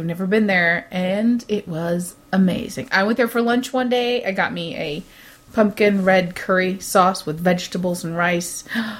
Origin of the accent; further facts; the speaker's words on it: Midwest, United States; I am from the Midwest